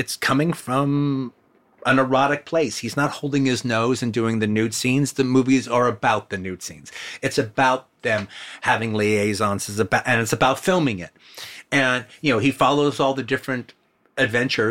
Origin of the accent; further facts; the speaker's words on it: South Bay, California, United States; we're from the South Bay